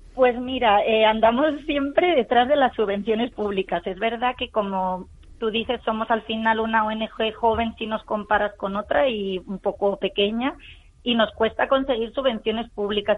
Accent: Spain; somos de aquí, somos de España

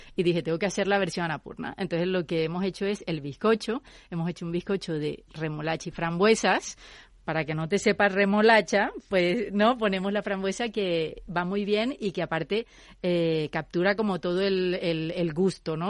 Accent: Colombia; moved away; Yo soy de Colombia y digamos que tenemos mucha más influencia americana

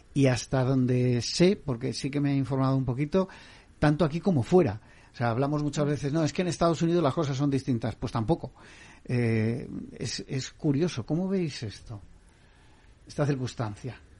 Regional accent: Basque Country, Spain; mi tierra, Valenciaga

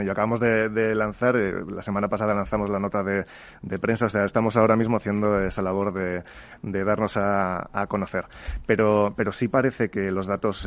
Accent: Spain; en España somos

